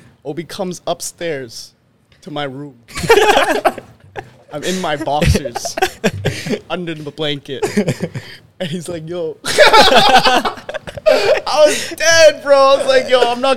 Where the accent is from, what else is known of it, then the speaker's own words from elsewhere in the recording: Winnipeg, Manitoba, Canada; we're coming from Winnipeg